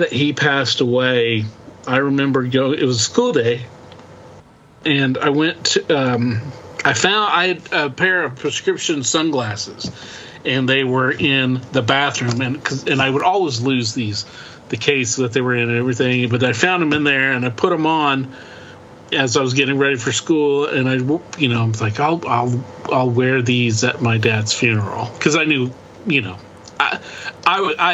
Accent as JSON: {"language": "English", "region": "Oklahoma", "country": "United States", "said": "We're from the country, we're from Oklahoma."}